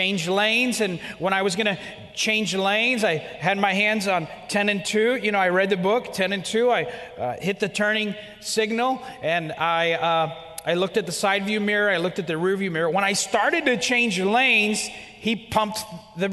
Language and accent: English; Miami, Florida, United States; I was born and raised in Miami, Florida. I'm an American of Cuban descent